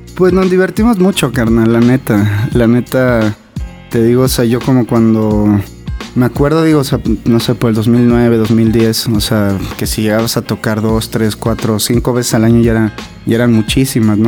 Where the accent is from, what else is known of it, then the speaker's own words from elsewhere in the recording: Mexico; los mexas sobre todo vivimos